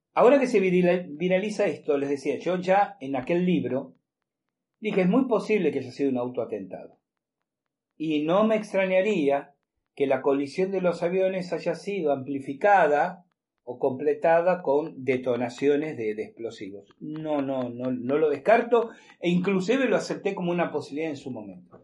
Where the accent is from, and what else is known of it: Argentina